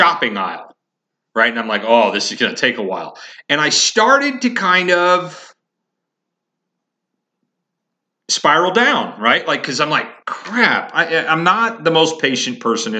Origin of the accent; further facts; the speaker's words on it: Indiana, United States; also born or lived in Colorado; now in Massachusetts, United States; I grew up in Indiana